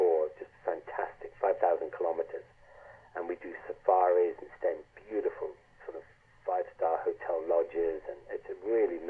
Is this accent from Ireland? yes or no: yes; Ireland; moved away; also born or lived in London; I grew up in Ireland in the countryside.